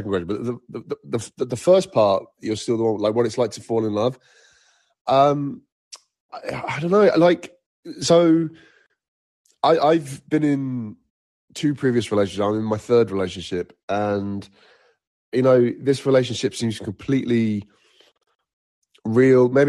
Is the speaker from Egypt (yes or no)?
yes; Egypt; also born or lived in Nigeria; I used to live uh, in Africa at one point. I, I grew up in Egypt and Nigeria, and music was not heavily featured until I was probably about eight